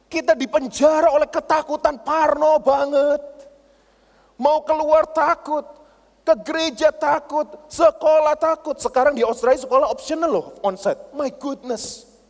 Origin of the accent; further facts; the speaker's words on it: Surabaya, East Java, Indonesia; Saya berani orangnya itu berani. Saya ini orang Surabaya, bondo nekat saudara.